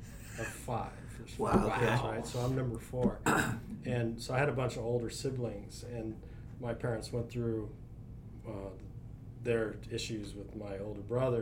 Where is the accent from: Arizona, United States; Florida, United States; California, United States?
California, United States; Arcadia; I grew up in Arcadia.